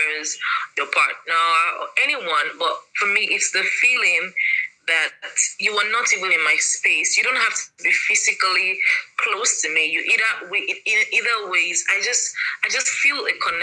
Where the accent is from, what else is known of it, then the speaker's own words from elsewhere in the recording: Delta, Nigeria; I'm from Delta State